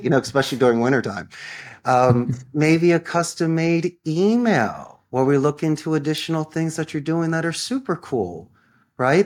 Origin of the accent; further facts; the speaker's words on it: Philadelphia, Pennsylvania, United States; moved away as an adult; now in Costa Rica; I'm from Philadelphia.